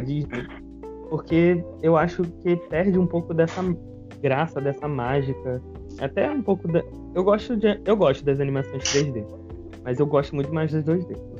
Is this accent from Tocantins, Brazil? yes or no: no; Baixada Fluminense, Rio de Janeiro, Brazil; eu nasci na, na Baixada Fluminense